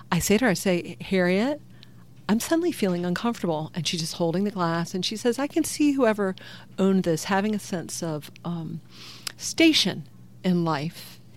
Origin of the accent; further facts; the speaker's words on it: the South, United States; I am from the South in America